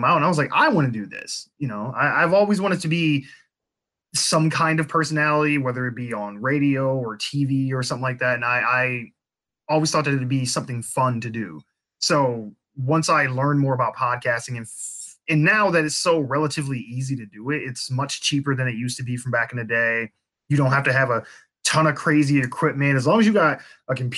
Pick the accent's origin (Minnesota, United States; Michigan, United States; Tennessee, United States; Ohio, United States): Michigan, United States; Flint; I had grew up in Flint. I don't currently live there, but that's my hometown.